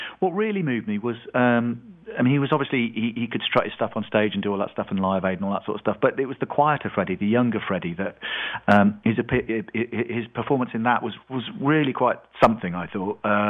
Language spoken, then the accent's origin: English; Leicester, East Midlands, United Kingdom; I was in the middle of England. I came from the same town as John Deacon. I grew up in Leicester, which is smack bang in the heart of England.